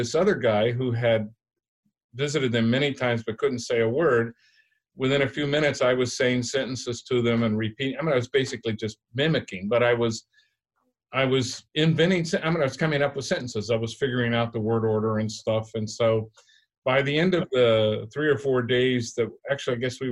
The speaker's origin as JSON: {"language": "English", "country": "United States", "tie": "born or raised there", "said": "I was raised around Mexicans, this was like home to me."}